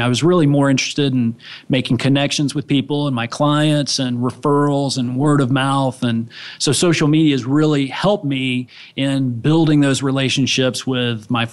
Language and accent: English; Orlando, Florida, United States; I grew up here in the Orlando area